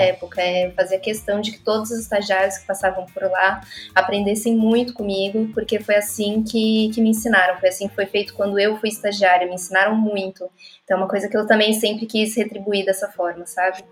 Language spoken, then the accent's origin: Portuguese; Brazil; moved away as an adult; now in Porto, Portugal; sou brasileira